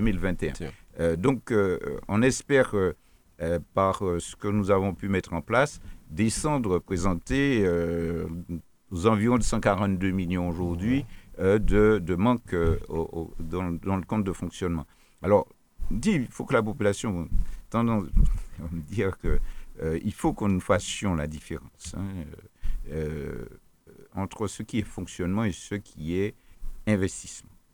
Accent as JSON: {"language": "French", "country": "Martinique", "said": "nous sommes des Martiniquais"}